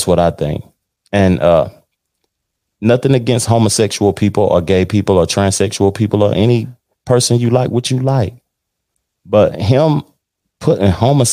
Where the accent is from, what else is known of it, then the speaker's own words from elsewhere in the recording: Tennessee, United States; moved away; my home state of Tennessee